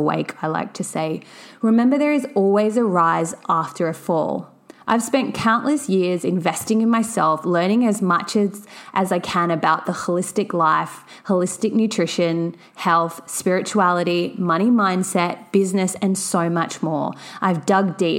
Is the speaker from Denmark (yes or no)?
no; Sydney, New South Wales, Australia; now in Gold Coast, Australia; I am from Sydney, Australia, residing on the sunny Gold Coast